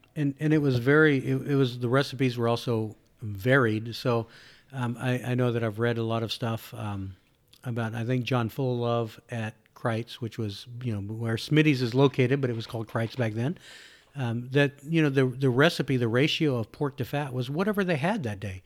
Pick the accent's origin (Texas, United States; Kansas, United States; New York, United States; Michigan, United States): Texas, United States; I born and raised in Texas